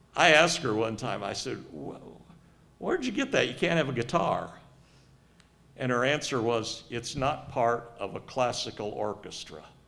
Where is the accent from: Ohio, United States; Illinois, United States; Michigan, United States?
Ohio, United States; Cincinnati; also born or lived in Southern California; Cincinnati area